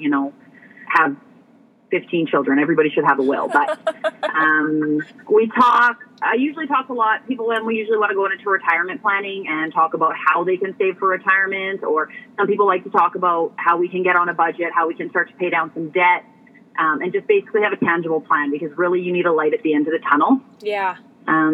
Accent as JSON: {"language": "English", "region": "Alberta", "country": "Canada", "tie": "born or raised there", "moved": "as an adult", "lives_now": "Saskatchewan, Canada", "said": "I was born and raised in Alberta"}